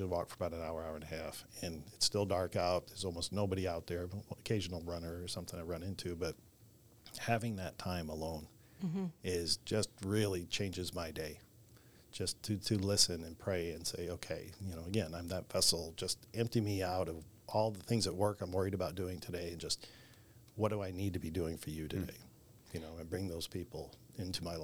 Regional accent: Wisconsin, United States; now in Austin, United States; growing up in Wisconsin

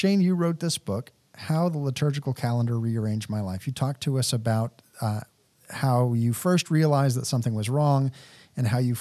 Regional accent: Texas, United States; moved away; I'm personally very much affected by the cold because I grew up in Texas.

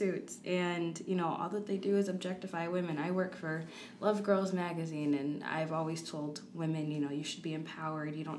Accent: Rock Island, Illinois, United States; moved away as an adult; also born or lived in Iowa; I grew up in Rock Island

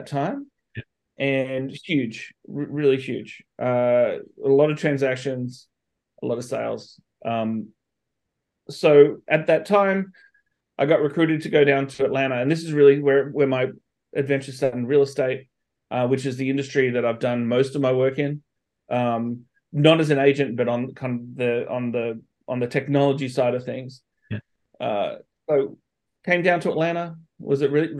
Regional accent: Australia; moved away as an adult; also born or lived in Sydney, Australia / Missouri, United States; now in United States; I'm from Australia originally. I left home when I was 18 to move to the United States

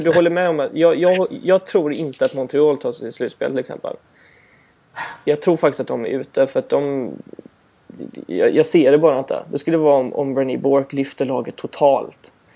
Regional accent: Gothenburg, Västra Götaland, Sweden; jag är från Göteborg.

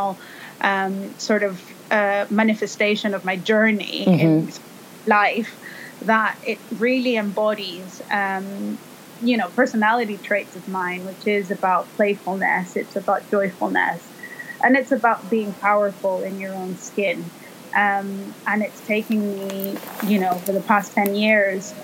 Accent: El Salvador; moved away as an adult; also born or lived in Italy; now in London, United Kingdom; I am originally from El Salvador, which is in Central America. And I came to London in 2004

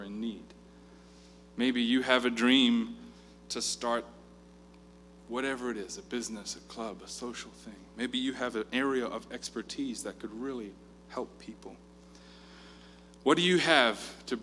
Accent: South Africa; I grew up in South Africa

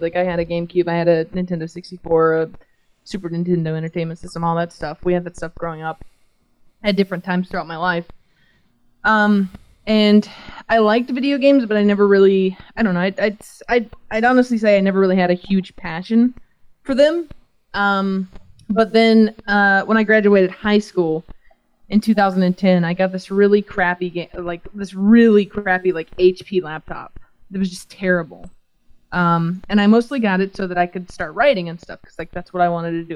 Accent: Georgia, United States; I'm from a little town in Georgia.

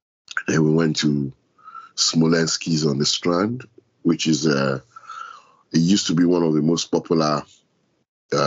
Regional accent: Lagos, Nigeria; moved away as an adult; now in London, United Kingdom; No, I didn't grow up in London at all. I grew up in Lagos

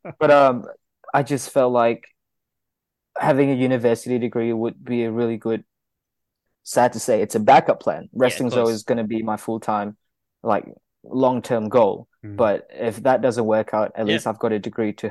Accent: Kuala Lumpur, Malaysia; moved away as an adult; now in Melbourne, Australia; Growing up in Kuala Lumpur, it was a busy city life. Coming to Melbourne, Australia

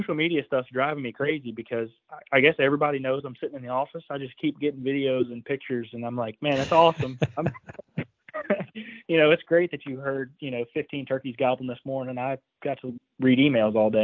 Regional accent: Iowa, United States; my home state of Iowa here

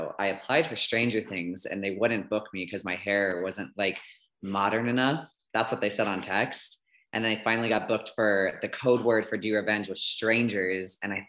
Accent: Orlando, Florida, United States; moved away as an adult; now in Atlanta, United States; I'm from Orlando.

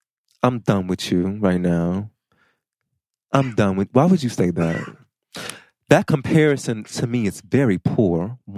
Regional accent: Chicago, Illinois, United States; I'm from Chicago

